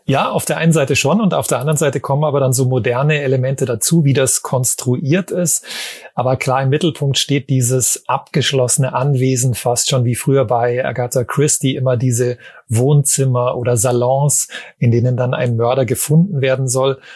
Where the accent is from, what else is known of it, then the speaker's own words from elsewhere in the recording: Germany; bei uns in Deutschland